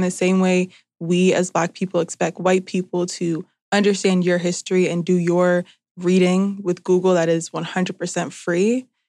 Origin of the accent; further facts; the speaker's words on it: New Jersey, United States; I'm from Jersey